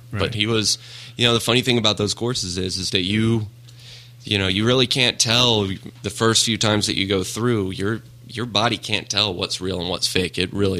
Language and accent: English; Smyrna, Georgia, United States; I grew up right in Smyrna, Georgia, and went to high school in Smyrna, Georgia, went to college right north of Smyrna, Georgia.